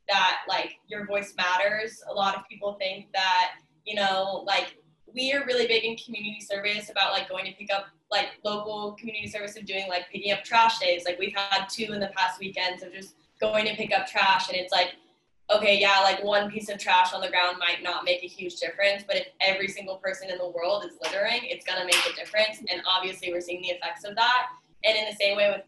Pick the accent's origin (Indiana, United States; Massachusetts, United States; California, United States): California, United States; moved away; I'm from California, so I'm waiting on my absentee ballot.